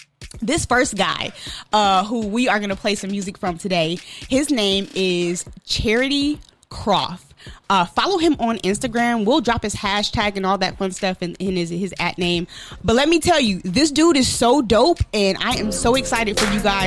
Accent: Milwaukee, Wisconsin, United States; I'm from Milwaukee, Wisconsin

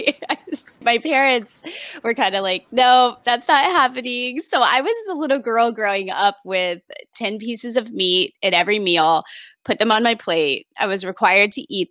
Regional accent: Indiana, United States; I grew up in Indiana, way out in the country, teeny tiny small town

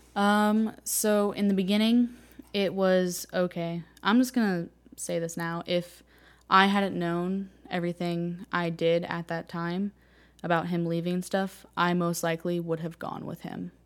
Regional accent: Martinez, California, United States; moved away as an adult; now in Joplin, United States; I grew up in Martinez, California

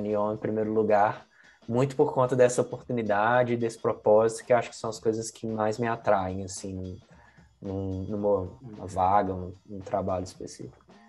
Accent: Belo Horizonte, Minas Gerais, Brazil; moved away as an adult; now in San Francisco, United States; Eu sou original de Belo Horizonte, é, me mudei e aí foi direto, tá? Não passei por São Paulo nem nada, direto de Belo Horizonte para São Francisco

